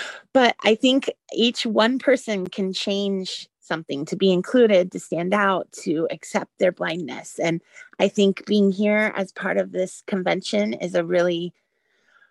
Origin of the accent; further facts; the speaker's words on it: the Bay Area, California, United States; now in Orlando, United States; I'm from Florida. I grew up in the Bay Area.